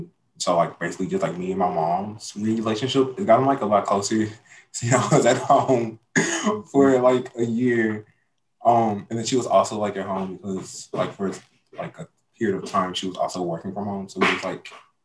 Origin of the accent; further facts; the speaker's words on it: Jackson, Mississippi, United States; I am from Jackson, Mississippi